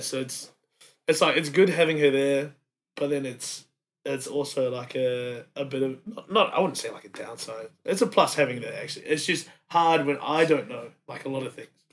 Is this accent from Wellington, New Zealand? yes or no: yes; Wellington, New Zealand; moved away as an adult; also born or lived in Samoa; now in Brisbane, Australia; raised in um raised in Wellington.